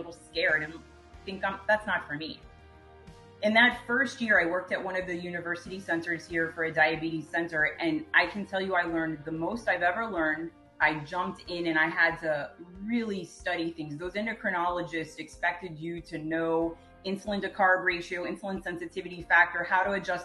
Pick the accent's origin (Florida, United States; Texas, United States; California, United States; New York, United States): Florida, United States; Miami; back home to Miami